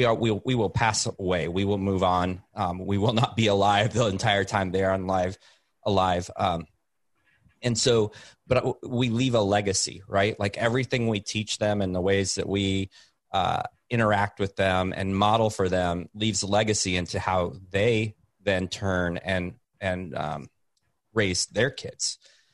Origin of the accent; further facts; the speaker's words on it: Oregon, United States; I grew up on the Oregon, up in Oregon